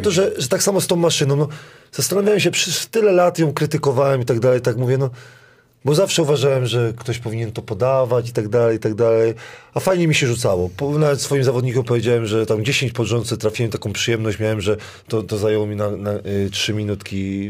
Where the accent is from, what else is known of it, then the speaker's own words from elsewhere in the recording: Kuyavian-Pomeranian Voivodeship, Poland; Ja pochodzę z, z Kujaw, gdzie bigos musi być kwaśny